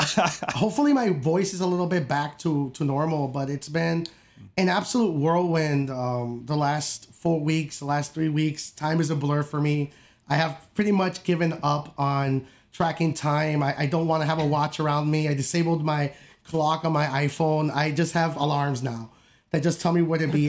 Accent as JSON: {"language": "English", "region": "upstate New York", "country": "United States", "said": "I'm from New York, I'm from upstate"}